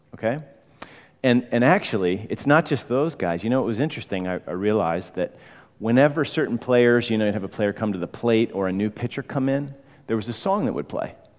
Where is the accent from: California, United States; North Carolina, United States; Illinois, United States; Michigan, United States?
Illinois, United States; Chicago; moved away; I'm from Chicago